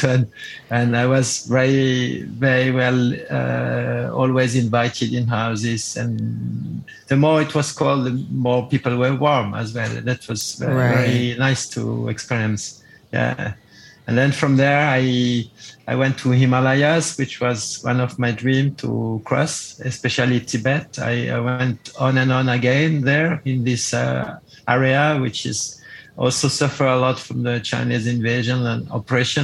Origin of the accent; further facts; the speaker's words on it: Geneva, Switzerland; English is a second language; I started in my hometown in Geneva, Switzerland